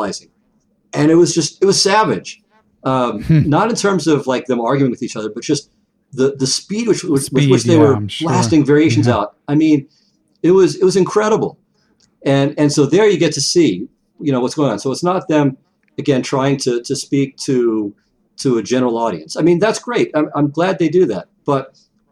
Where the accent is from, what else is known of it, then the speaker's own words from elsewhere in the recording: Las Vegas, Nevada, United States; I grew up in Las Vegas